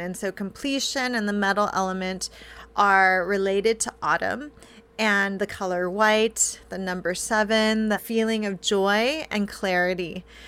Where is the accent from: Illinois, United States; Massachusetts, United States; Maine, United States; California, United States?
California, United States; I grew up in California